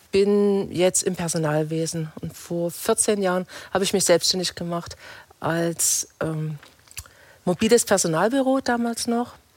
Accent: Torgau, Saxony, Germany; moved away as an adult; now in Reutlingen, Germany; Ich bin in Torgau in, in Sachsen geboren.

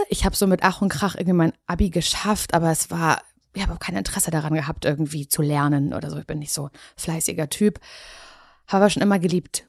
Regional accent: Parchim, Mecklenburg-Vorpommern, Germany; moved away as an adult; also born or lived in Berlin; Ich komme ja aus Parchim. Ich bin ja. auch wieder zurück nach Parchim gezogen.

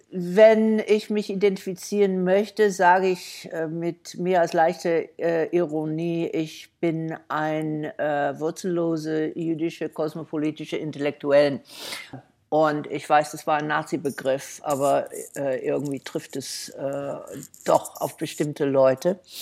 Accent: United States; German is a second language; moved away as an adult; als Jüdin und als Amerikaner

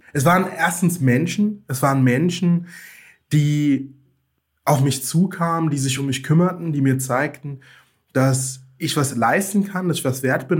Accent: Rhineland-Palatinate, Germany; also born or lived in Mainz; bin im ländlichen Raum aufgewachsen in Rheinland-Pfalz, habe dort zwischen den Weinbergen gespielt

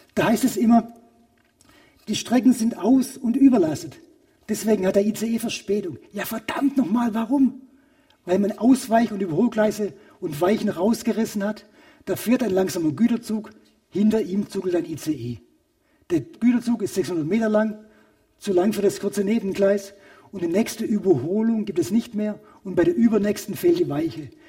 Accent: Königsbronn, Baden-Württemberg, Germany; moved away; von meinem Heimatort Königsbronn nach Hamburg

